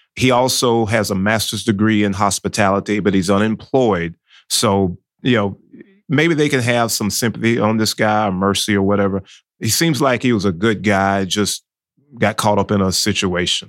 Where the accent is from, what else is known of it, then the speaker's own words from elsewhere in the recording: South Georgia, United States; Growing up in South Georgia as a small child in the nineteen seventies